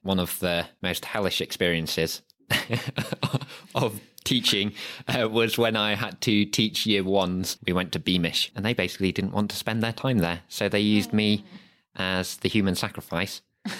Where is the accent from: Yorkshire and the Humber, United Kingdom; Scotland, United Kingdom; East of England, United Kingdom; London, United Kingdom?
Yorkshire and the Humber, United Kingdom; Harrogate; I was born and raised in Harrogate.